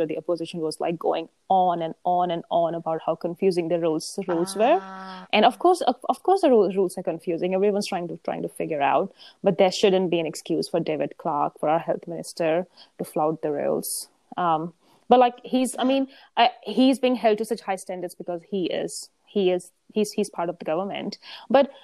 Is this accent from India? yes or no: yes; India; now in New Zealand; I grew up in India